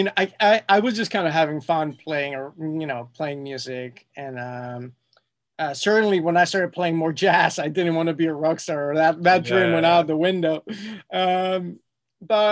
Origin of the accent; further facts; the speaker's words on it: Mexico City, Mexico; moved away as an adult; also born or lived in London; now in Los Angeles, United States; born and raised in Mexico City